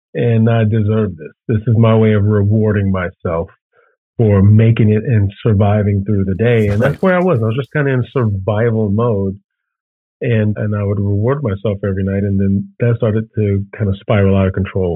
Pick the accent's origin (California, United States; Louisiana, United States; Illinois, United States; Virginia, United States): Illinois, United States; Chicago; I'm born and raised in Chicago.